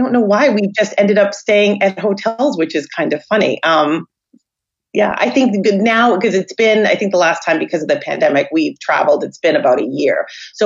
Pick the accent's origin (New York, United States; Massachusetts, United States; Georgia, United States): Massachusetts, United States; South Shore of Boston; I was born and raised on the South Shore of Boston and married with three kids